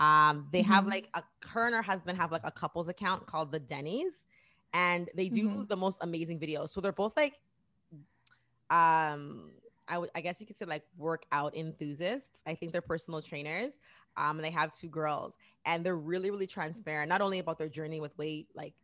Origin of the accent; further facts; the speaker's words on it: Miami, Florida, United States; I'm from Miami.